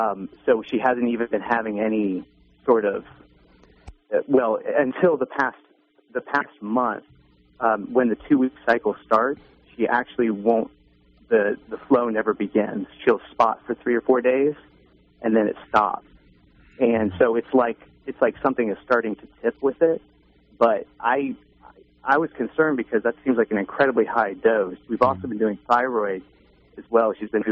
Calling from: Atlanta, Georgia, United States; I'm calling from Atlanta.

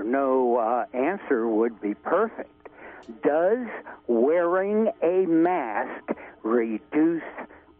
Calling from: Briceland, California, United States; I am calling from Bryceland.

